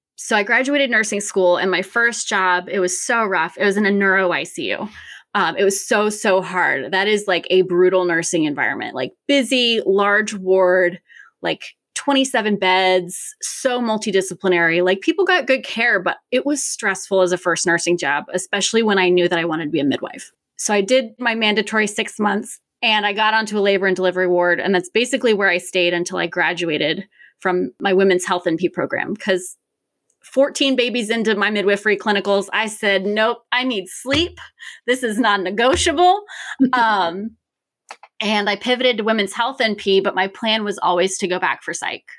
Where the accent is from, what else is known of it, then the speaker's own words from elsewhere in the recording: Richmond, Virginia, United States; I'm born and raised in Richmond, Virginia